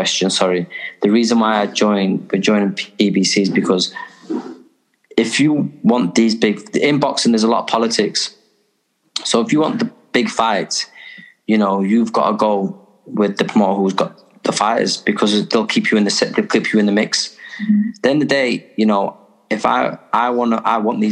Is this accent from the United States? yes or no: no; Liverpool, North West England, United Kingdom; now in Sheffield, United Kingdom; I'm originally from Liverpool, so I'm a big, I am a big Liverpool fan, but I live in Sheffield